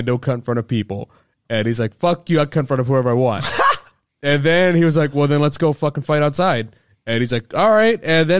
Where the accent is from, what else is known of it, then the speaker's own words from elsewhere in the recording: Maryland, United States; So I'm from Maryland